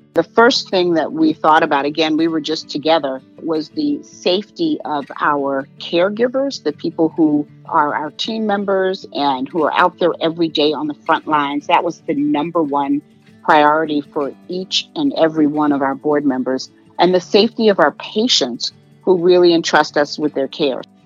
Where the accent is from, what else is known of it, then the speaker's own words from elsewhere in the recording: New York City, New York, United States; moved away as an adult; also born or lived in West Coast; now in Chicago, United States; grew up on the East Coast, originally from New York